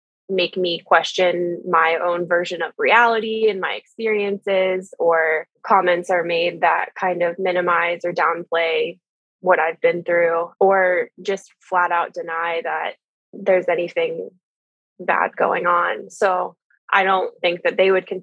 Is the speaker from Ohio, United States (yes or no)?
yes; Columbus, Ohio, United States; I am from Columbus, Ohio, and have lived here my whole life.